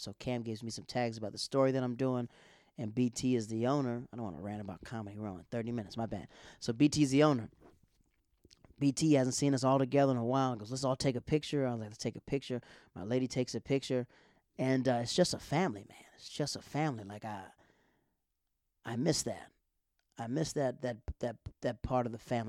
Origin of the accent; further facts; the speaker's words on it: Tampa, Florida, United States; moved away; also born or lived in New York City; I'm in Tampa. That's my home tub.